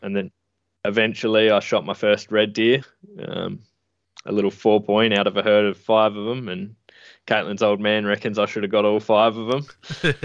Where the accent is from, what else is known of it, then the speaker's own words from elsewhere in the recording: Adelaide, South Australia, Australia; I grew up in Adelaide, um, in the city.